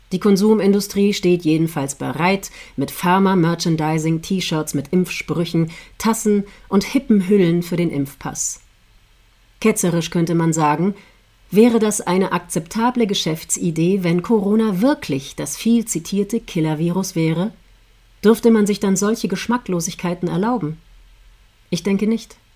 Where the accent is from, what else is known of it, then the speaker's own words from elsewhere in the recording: Austria; Deutschland ist da keine Ausnahme. In meiner Heimat Österreich lautete vor kurzem eine Nachricht bei ORF Online